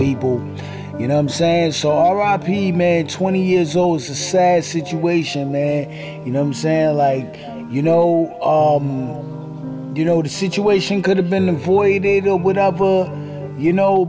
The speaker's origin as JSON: {"language": "English", "town": "New York City", "region": "New York", "country": "United States", "said": "I'm from Flatbush"}